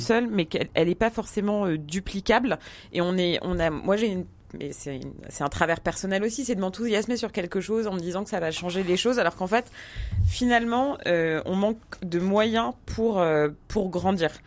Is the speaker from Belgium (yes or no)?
no; Paris, Île-de-France, France; je suis parisienne, trentenaire